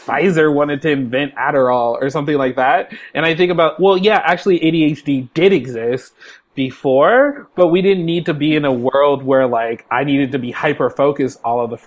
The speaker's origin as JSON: {"language": "English", "town": "San Francisco", "region": "California", "country": "United States", "moved": "yes", "lives_now": "Seattle, United States", "said": "I'm a black cis dude living in Seattle, Washington, and I'm from San Francisco"}